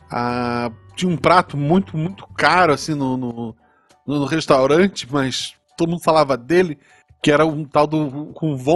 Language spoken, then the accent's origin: Portuguese; Florianópolis, Santa Catarina, Brazil; Agora, eu tô perto do, do, litoral, né? E cresci em Florianópolis, querendo ou não.